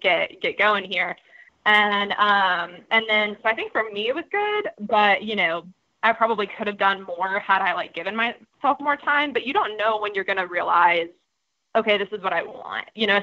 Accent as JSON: {"language": "English", "region": "Georgia", "country": "United States", "said": "I'm from Georgia"}